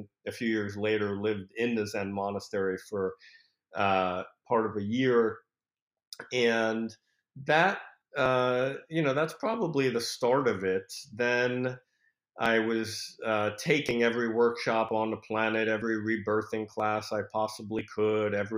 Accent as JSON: {"language": "English", "town": "New York City", "region": "New York", "country": "United States", "tie": "born or raised there", "also_born_or_lived": "Paris, France / Berkeley", "moved": "as an adult", "lives_now": "San Francisco, United States", "said": "Only till I was 2. I came over when I was 2 with my parents, and we settled in New York City, and that's pretty much where I grew up"}